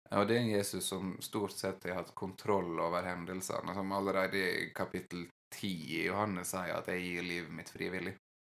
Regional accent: Western Norway, Norway; ikke noe jeg har vokst opp med på Vestlandet

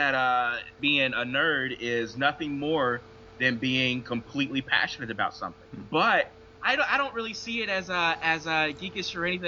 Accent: Delta, Louisiana-Arkansas border, United States; here I am in West Arkansas, and I grew up around the Louisiana-Arkansas border in the Delta lands

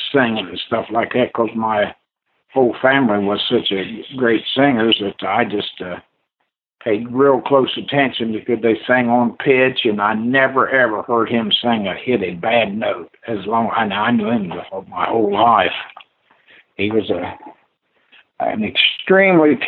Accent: Greenfield, United States; moved away; growing up in Greenfield

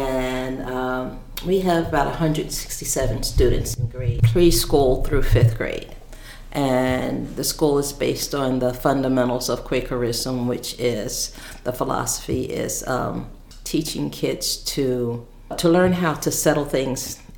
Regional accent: Philadelphia, Pennsylvania, United States; I grew up in Philadelphia

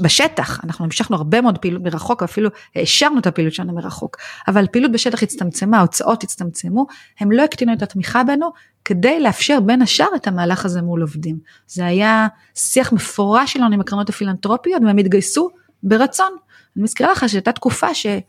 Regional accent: Israel; moved away; אני באה מקיבוץ היפר חילוני

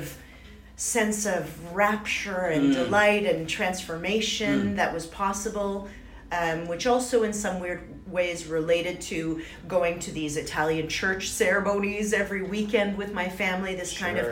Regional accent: Ottawa, Ontario, Canada; moved away; also born or lived in Montreal / Toronto; I was born in Ottawa, and so I did some schooling there, and then eventually I found myself in Montreal.

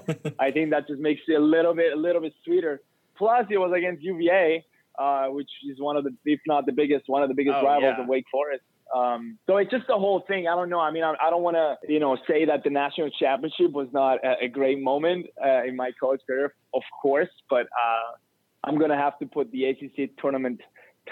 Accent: Cyprus; moved away as an adult; now in United States; when I'm traveling from Cyprus to the U.S.

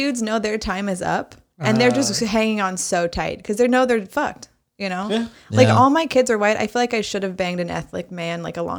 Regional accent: Marin City / Sonoma County, California, United States; also born or lived in Los Angeles, California; now in Oakland, United States; I grew up in Marin City. I grew up like, in kind of near Sausalito. And then we moved to Sonoma County.

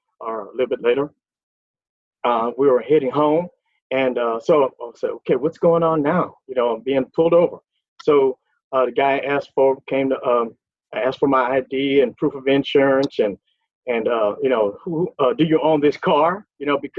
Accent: Lake Charles, Louisiana, United States; moved away as an adult; now in Texas, United States; I'm actually from Lake Charles, Louisiana. I now live in Texas and have been here for over 40 years

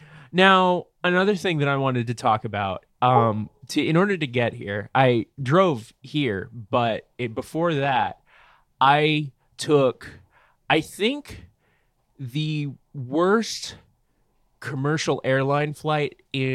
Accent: Orange, California, United States; now in Portland, United States; I was born in Orange, California.

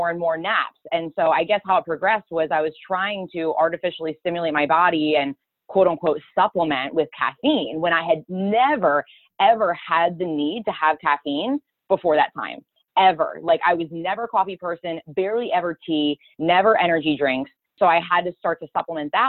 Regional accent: Boyertown, Pennsylvania, United States; also born or lived in Reading, Pennsylvania; I grew up probably about 30 minutes from Reading, so it's a place called Boyertown, Pennsylvania, so I haven't moved too far as I was getting older.

